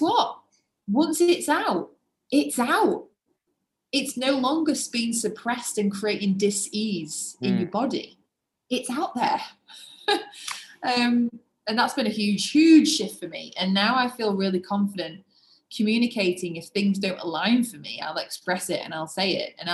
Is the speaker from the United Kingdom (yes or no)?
yes; England, United Kingdom; being English. I was brought up in a wonderful home